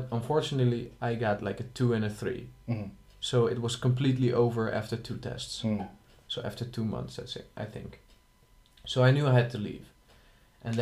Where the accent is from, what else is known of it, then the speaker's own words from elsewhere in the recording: Schiedam, South Holland, Netherlands; I am from Schiedam, which is next to Rotterdam